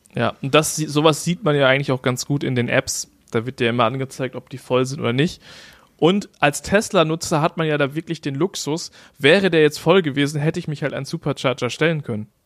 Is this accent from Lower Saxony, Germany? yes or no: yes; East Frisia, Lower Saxony, Germany; moved away; in meiner Heimatstadt